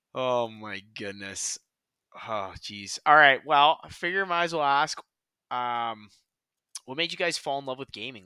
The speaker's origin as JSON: {"language": "English", "country": "Canada", "said": "we're Canadian"}